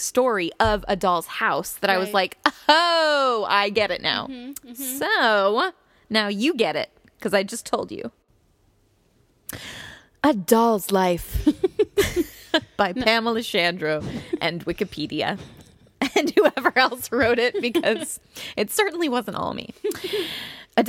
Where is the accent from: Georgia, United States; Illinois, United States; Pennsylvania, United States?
Illinois, United States; I'm from Illinois